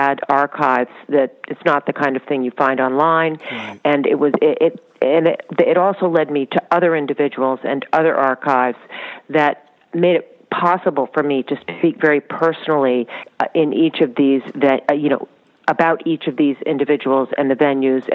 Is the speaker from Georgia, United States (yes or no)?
no; Washington, District of Columbia, United States; also born or lived in Charlottesville, Virginia; We were living in Washington, D.C., so I grew up in Washington, D.C.